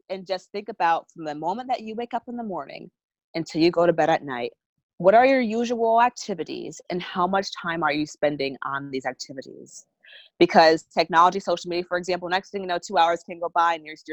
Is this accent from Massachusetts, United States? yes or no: yes; Massachusetts, United States; I'm from New England, so um, a lot of my friends um, from college